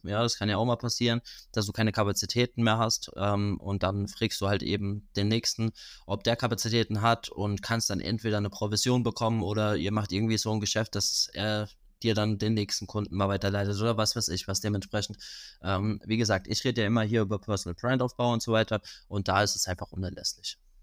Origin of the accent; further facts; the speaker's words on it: Rhineland-Palatinate, Germany; aus der Pfalz, da wo ich herkomme